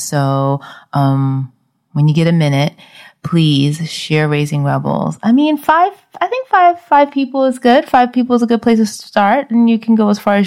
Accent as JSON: {"language": "English", "town": "New York City", "region": "New York", "country": "United States", "tie": "born or raised there", "also_born_or_lived": "Brooklyn", "moved": "yes", "said": "I'm from the Bronx"}